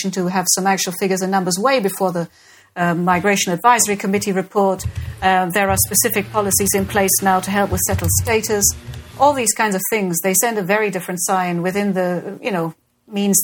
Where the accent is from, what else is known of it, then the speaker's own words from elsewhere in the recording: Germany; now in United Kingdom; Germany is where I was born